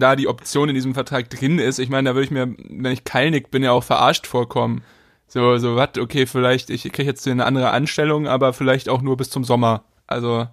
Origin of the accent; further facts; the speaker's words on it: Hamburg, Germany; Als Hamburger